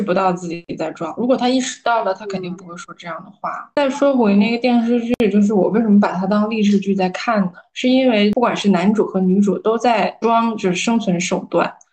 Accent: Northeast China, China; 我老家在东北嘛

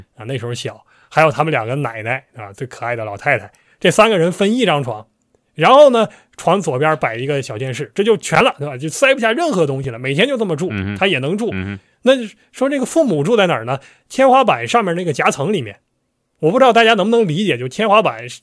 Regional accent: Northeast China, China; accent: Northeastern; 咱一直按我们东北话

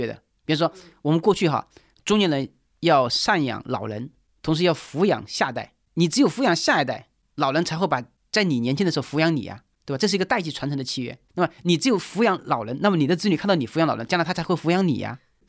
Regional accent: China; 我们中国人有的时候不太重视运气，总以为成功了是靠自己的努力，失败了是自己倒霉

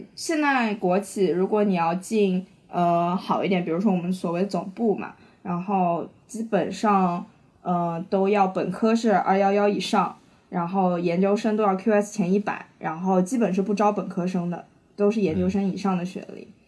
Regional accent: Shanghai, China; 我是上海人

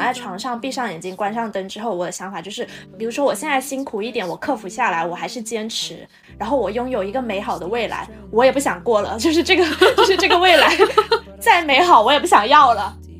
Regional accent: Shenzhen, Guangdong, China; 我们深圳人最爱聊的就是工作

